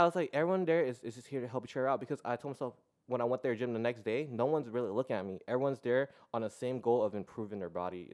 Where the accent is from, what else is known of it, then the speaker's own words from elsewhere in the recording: San Diego, California, United States; I was born and raised here in San Diego. Uh, City Heights